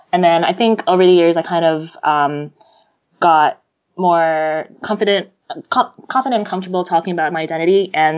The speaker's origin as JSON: {"language": "English", "region": "Jakarta", "country": "Indonesia", "tie": "born or raised there", "also_born_or_lived": "New York, United States", "said": "I'm American. I was born here in New York, but my parents were Indonesian, and so I'm a first-generation Indonesian-American immigrant. I spent the first few years of my life growing up in New York, and then my mom moved back to Jakarta with me"}